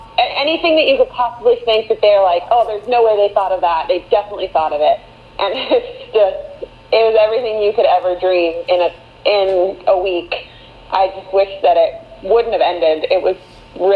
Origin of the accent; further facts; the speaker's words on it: Orlando, Florida, United States; I'm originally from Orlando, grew up here